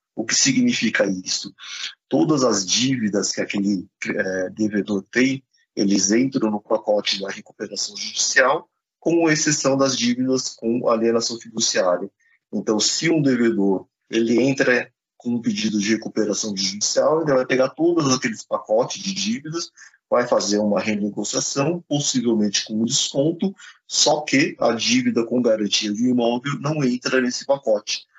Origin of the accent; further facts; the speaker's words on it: Brazil; também somos brasileiros